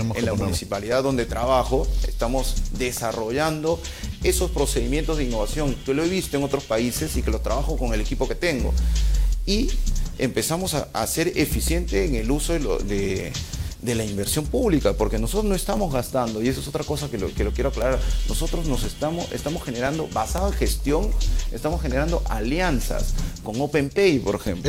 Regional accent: Peru; como peruano y como profesional

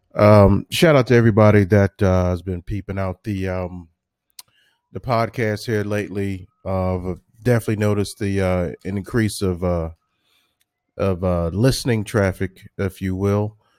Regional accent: Washington, District of Columbia, United States; my hometown of Washington, D C.

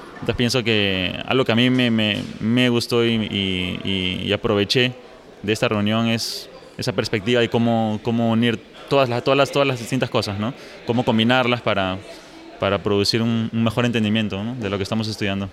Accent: Peru; now in Los Alamos, United States; yo soy originalmente de Perú, pero ahora estoy trabajando en Estados Unidos, en Los Álamos

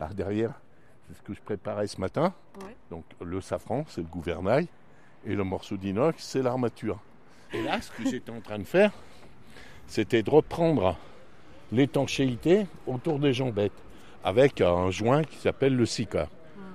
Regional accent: Lyon, Auvergne-Rhône-Alpes, France; moved away as an adult; now in Marseille, France; je suis lyonnais

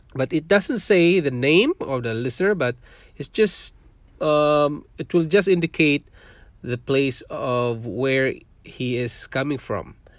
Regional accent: Mindanao, Philippines; English is a second language; moved away as an adult; also born or lived in Manila, Philippines / Singapore; now in Canada; I was born in Philippines. I'm a Filipino

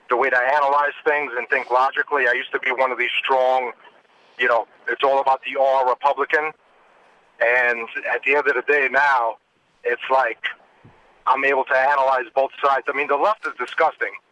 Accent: New York City, New York, United States; moved away as an adult; now in Charlotte, United States; I grew up in the Bronx, New York, in New York City. I moved to Charlotte, North Carolina, because of a job opportunity, and I wanted to be free get out of the communist New York City.

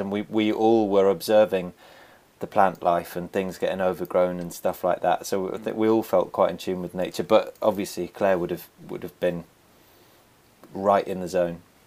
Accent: Somerset, South West England, United Kingdom; I was born and raised in Somerset. I've, I've actually, I've moved around it, but I've never left it.

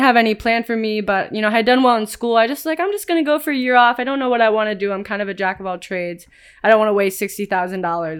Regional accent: Cleveland, Ohio, United States; moved away as an adult; now in San Diego, United States; growing up in Cleveland, Ohio

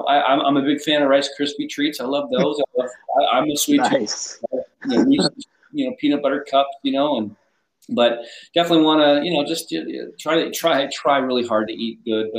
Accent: Spokane, Washington, United States; moved away as an adult; also born or lived in Buffalo, New York; now in Jacksonville, United States; I grew up in Spokane

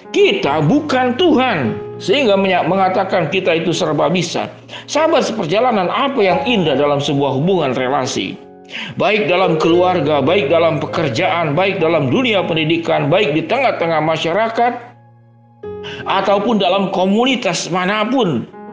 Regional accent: Bandung, West Java, Indonesia; saya orang Bandung

